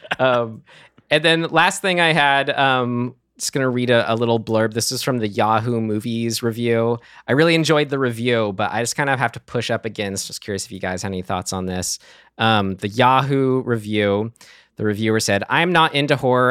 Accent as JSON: {"language": "English", "town": "San Rafael", "region": "California", "country": "United States", "tie": "born or raised there", "said": "my hometown of San Rafael"}